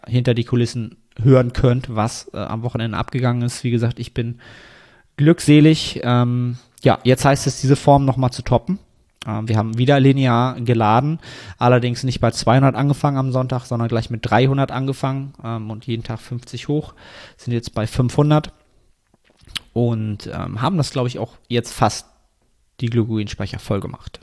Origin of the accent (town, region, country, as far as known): Germany